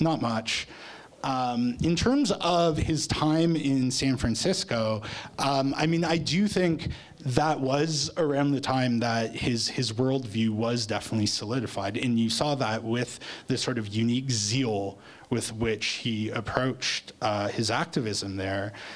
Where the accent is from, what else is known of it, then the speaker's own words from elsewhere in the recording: Toronto, Ontario, Canada; now in Lethbridge, Canada; I'm from Toronto, right, originally, and I would like to move back there at some point in the future